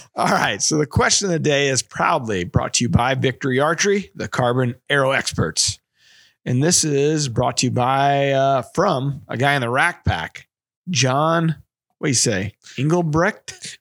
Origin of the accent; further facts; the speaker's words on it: Bloomsdale, Missouri, United States; We're from Bloomsdale